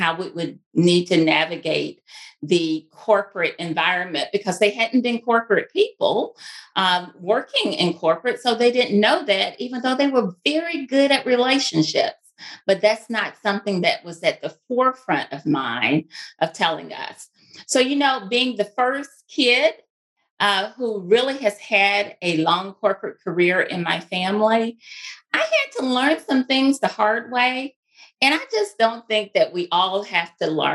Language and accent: English; Mississippi, United States; accent: Mississippi twang; moved away as an adult; now in Houston, United States; you probably hear that twang. That is a Mississippi twang. And I made it to Texas as soon as I could after graduating from college, but I still have the twang